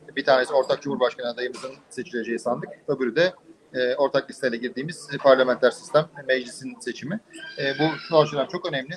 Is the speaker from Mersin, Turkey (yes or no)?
no; Bursa, Turkey; moved away as an adult; also born or lived in United States / Vienna; now in Istanbul, Turkey; Bursa'da doğdum, büyüdüm.